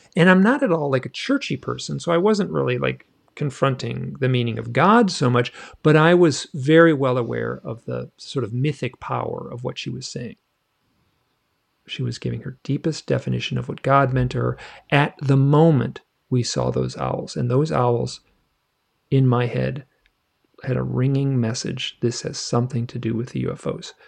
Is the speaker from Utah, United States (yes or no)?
no; Michigan, United States; moved away; I grew up in Michigan